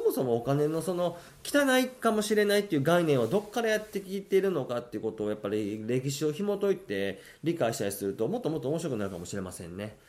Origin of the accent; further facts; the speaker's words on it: Shiga, Japan; now in Tokyo, Japan; 僕滋賀県出身じゃないですか